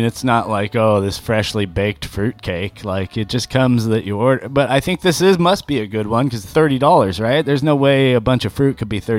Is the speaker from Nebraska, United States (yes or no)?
no; California, United States; I'm offended as a Californian